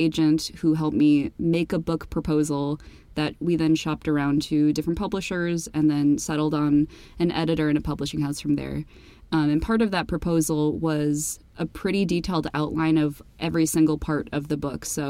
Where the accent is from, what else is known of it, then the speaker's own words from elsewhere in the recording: Midwest, United States; we're both from the Midwest, we're both from, like, pretty Christian suburban areas